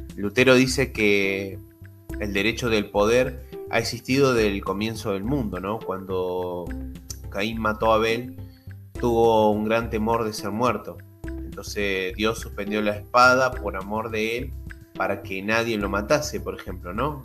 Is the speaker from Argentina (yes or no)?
yes; Argentina; yo soy de Argentina